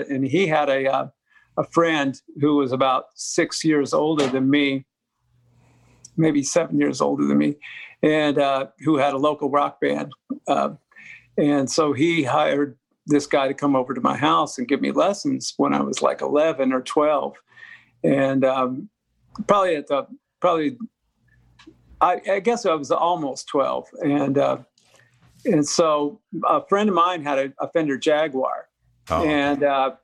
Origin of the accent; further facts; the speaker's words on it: Denver, Colorado, United States; I grew up in Denver